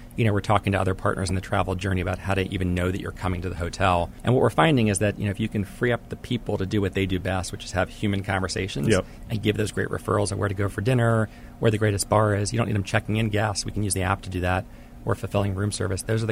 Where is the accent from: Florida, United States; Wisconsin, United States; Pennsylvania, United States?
Pennsylvania, United States; I grew up in Pennsylvania